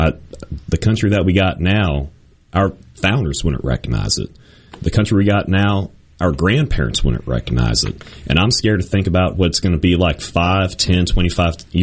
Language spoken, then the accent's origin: English; Virginia, United States; moved away as an adult; also born or lived in Meridian, Mississippi; now in Mississippi, United States; I'm from Virginia originally, and that's where I was in high school